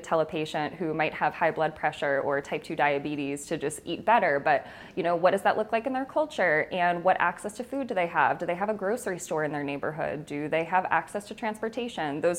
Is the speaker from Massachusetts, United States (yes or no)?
yes; Marlborough, Massachusetts, United States; I am from Marlborough, Massachusetts